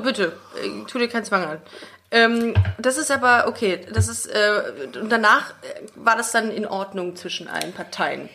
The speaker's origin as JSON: {"language": "German", "town": "Düsseldorf", "region": "North Rhine-Westphalia", "country": "Germany", "tie": "born or raised there", "said": "meiner Geburtsstadt auf in Düsseldorf"}